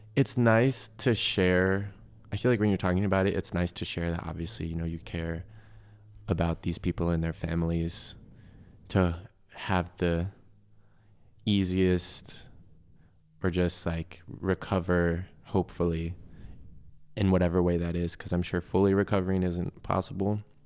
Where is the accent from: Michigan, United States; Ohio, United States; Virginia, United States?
Virginia, United States; Chesapeake; moved away; my hometown in Chesapeake